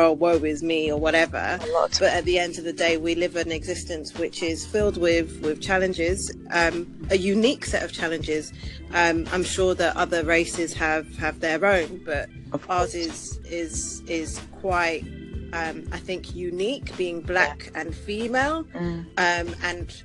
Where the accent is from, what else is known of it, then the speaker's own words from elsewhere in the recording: London, United Kingdom; also born or lived in Preston; I grew up in London